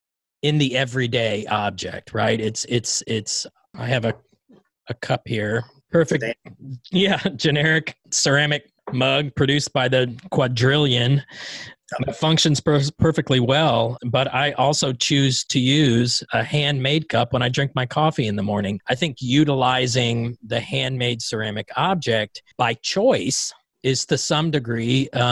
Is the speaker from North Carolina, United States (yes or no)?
no; Bradenton, Florida, United States; looking out on the west coast of Florida, where I grew up in Bradenton, Florida.